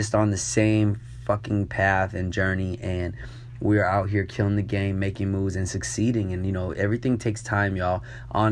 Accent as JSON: {"language": "English", "region": "New York", "country": "United States", "tie": "born or raised there", "said": "I grew up in New York"}